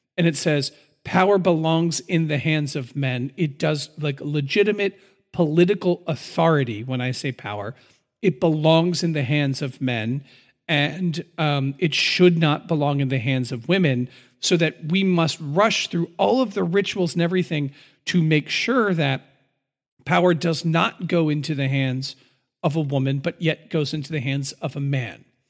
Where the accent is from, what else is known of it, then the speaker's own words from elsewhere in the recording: United States; as an American